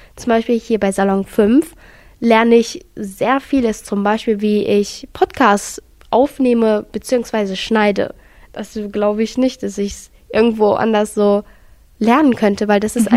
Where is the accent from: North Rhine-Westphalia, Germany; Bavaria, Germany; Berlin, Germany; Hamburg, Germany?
North Rhine-Westphalia, Germany; Gelsenkirchen; bei uns in Gelsenkirchen